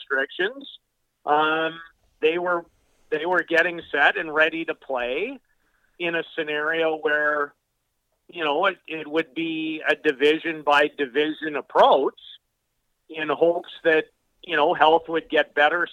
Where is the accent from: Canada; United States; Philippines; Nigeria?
Canada; as a Canadian guy through and through